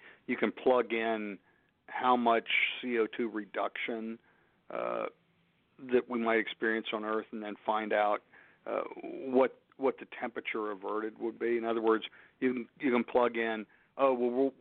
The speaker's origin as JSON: {"language": "English", "region": "Pennsylvania", "country": "United States", "said": "my home state of Pennsylvania"}